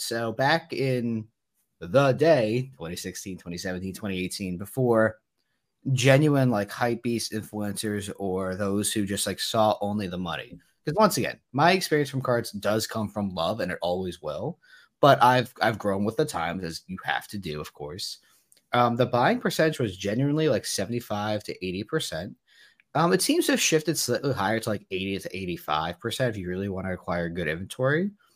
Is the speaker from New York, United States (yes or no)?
no; New Jersey, United States; I'm from New Jersey